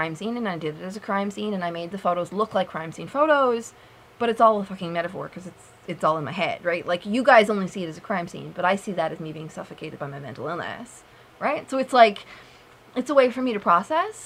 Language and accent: English; Newfoundland and Labrador, Canada; moved away as an adult; I'm from Newfoundland.